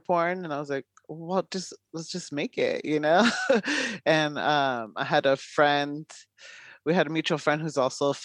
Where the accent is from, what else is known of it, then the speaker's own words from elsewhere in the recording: Long Beach, California, United States; moved away as an adult; now in San Francisco Bay Area, United States; I'm originally from Southern California, Long Beach area, but I moved up about 8 years ago up to the Bay